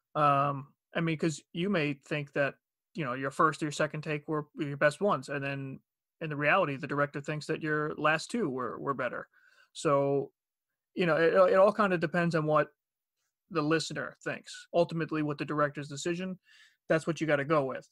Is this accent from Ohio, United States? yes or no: no; Long Island, New York, United States; accent: Long Island; moved away as an adult; also born or lived in North Carolina; I'm from Long Island, so my, my accent started to disappear